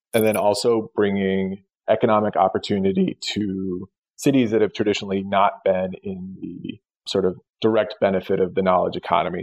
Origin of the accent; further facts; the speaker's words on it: Tucson, Arizona, United States; moved away as an adult; also born or lived in New York; I was born in Tucson, Arizona. You know, I've always been interested and, you know, lived there for for you know, up until my late 20s